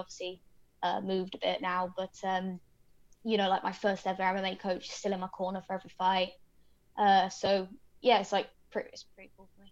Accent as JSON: {"language": "English", "country": "United Kingdom", "moved": "yes", "lives_now": "Sacramento, United States", "said": "I'm British."}